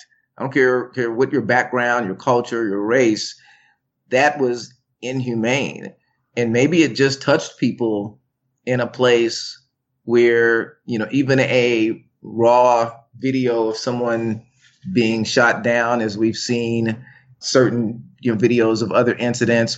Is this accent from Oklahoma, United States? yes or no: yes; Tulsa, Oklahoma, United States; I'm old enough to remember segregation in my hometown of Tulsa, Oklahoma